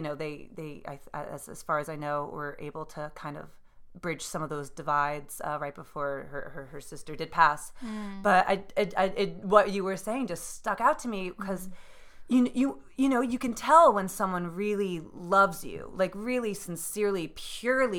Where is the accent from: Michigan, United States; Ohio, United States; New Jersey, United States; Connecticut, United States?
New Jersey, United States; now in New York City, United States; I was raised in New Jersey in a very densely populated area